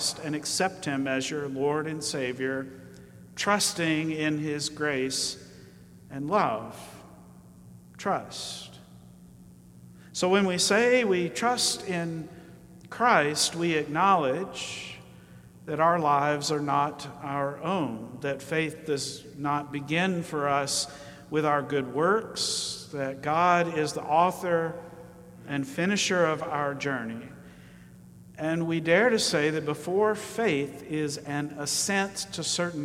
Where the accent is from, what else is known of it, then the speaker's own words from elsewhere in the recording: Alabama, United States; I grew up in Alabama